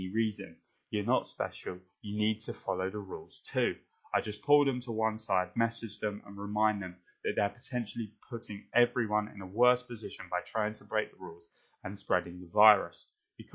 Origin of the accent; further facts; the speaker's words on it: United Kingdom; I'm so British